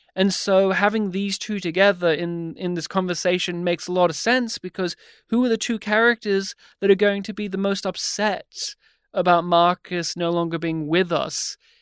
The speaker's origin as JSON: {"language": "English", "country": "Australia", "said": "we're Australian"}